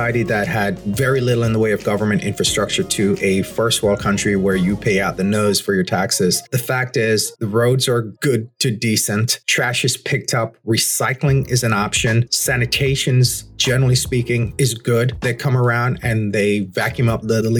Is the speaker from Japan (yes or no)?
no; Jamaica; moved away; As a Jamaican, as someone who grew up in rural Jamaica